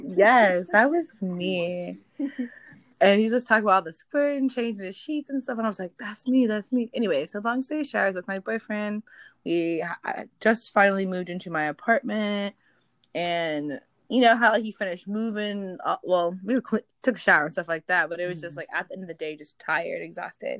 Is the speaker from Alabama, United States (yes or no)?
no; Minnesota, United States; now in Los Angeles, United States; I'm originally from Minnesota, but I now live in the Los Angeles area as well